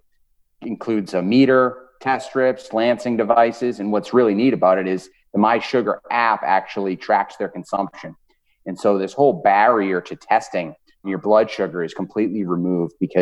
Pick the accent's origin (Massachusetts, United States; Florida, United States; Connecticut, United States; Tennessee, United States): Massachusetts, United States; Boston; now in Indianapolis, United States; If you guys are picking up an accent at all, I am originally from Boston. So I'm a Northeast guy through and through, but I am living in Indianapolis now